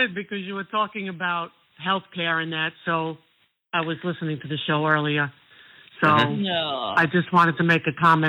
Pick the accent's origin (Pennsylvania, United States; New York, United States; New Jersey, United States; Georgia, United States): New York, United States; I said, no, I'm from New York.